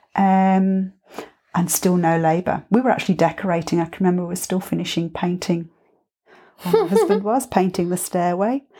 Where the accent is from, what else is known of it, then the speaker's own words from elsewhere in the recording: England, United Kingdom; now in Byron Bay, Australia; being English